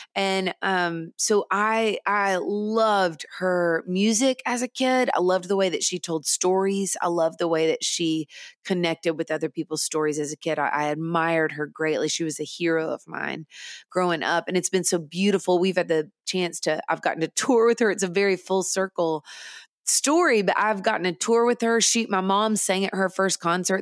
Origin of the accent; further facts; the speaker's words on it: Nashville, Tennessee, United States; I grew up in Nashville in the studios of Nashville